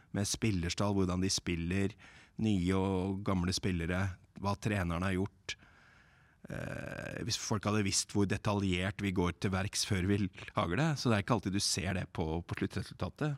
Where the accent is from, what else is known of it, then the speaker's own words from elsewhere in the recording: Lillehammer, Innlandet, Norway; jeg er fra Lillehammer